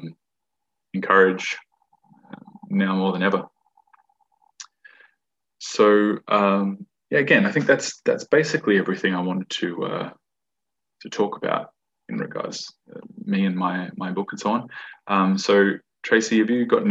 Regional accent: Perth, Western Australia, Australia; also born or lived in Fremantle, Australia / Narrogin, Australia; I grew up in Perth.

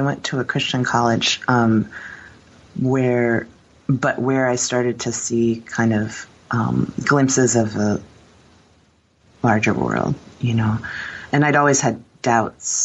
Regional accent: Warsaw, Indiana, United States; also born or lived in Philadelphia, Pennsylvania; Warsaw, like northern Indiana

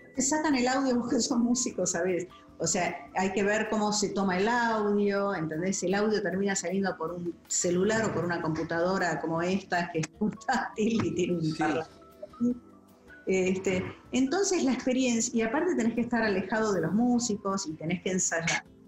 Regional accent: Buenos Aires, Argentina; moved away as an adult; now in United States; yo me crié en Barrio Norte

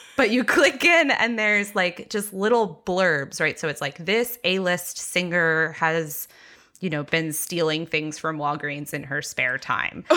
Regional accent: Texas, United States; I grew up very evangelical in Texas

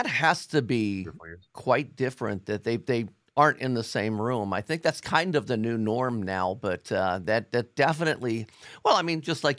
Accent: Cincinnati, Ohio, United States; Alon's from Columbus. I'm from Cincinnati.

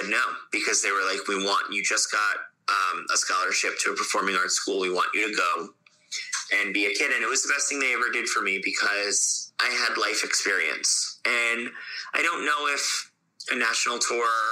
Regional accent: Fort Lauderdale, Florida, United States; moved away; also born or lived in Ithaca; I grew up in Fort Lauderdale in Florida

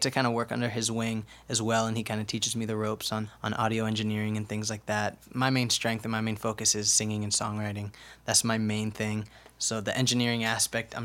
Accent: Cincinnati, Ohio, United States; moved away as an adult; also born or lived in Miami / Los Angeles; now in Kirkland, United States; I was actually born and raised in Cincinnati, Ohio

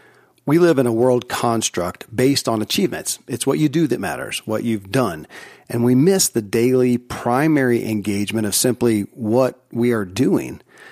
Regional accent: Kentucky, United States; born or raised there

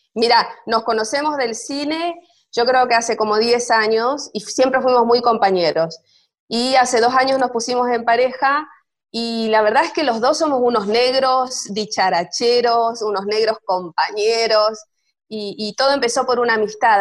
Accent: Clorinda, Formosa, Argentina; now in Buenos Aires, Argentina; Yo soy nacida en Clorinda, Formosa, así que bien norteña

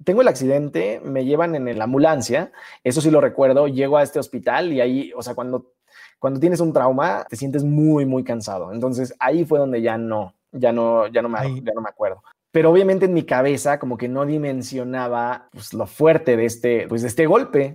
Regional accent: Cancún, Quintana Roo, Mexico; moved away; also born or lived in Mexico City; viniendo de Cancún, que ahí fue donde nací, me mudé a la Ciudad de México

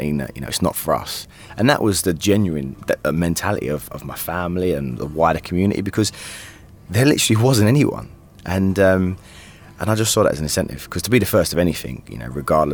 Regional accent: London, United Kingdom; I'm from Stepney Green in East London, and there wasn't much else to do on the streets of Stepney

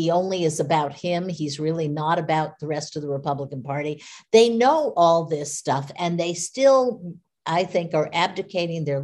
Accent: United States; as an American

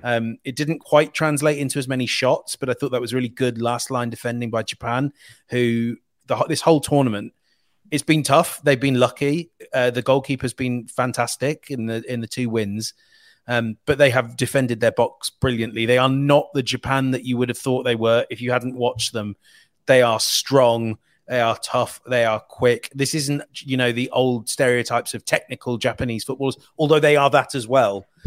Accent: England, United Kingdom; I'm an Englishman

